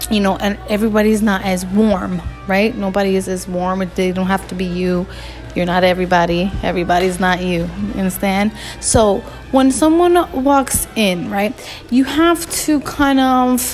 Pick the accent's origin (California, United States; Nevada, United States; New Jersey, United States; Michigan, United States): New Jersey, United States; Newark; I'm from Newark. We love to just chill and hang outside